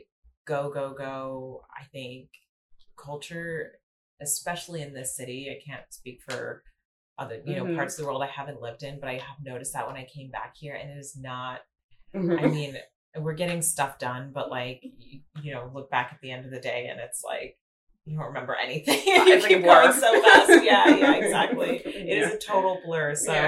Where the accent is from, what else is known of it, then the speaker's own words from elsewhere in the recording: Seattle, Washington, United States; also born or lived in Boise; I was born in Boise, Idaho. We moved to Seattle when I was about 4 years old, around 3 or 4 years old, and grew up in the Pacific Northwest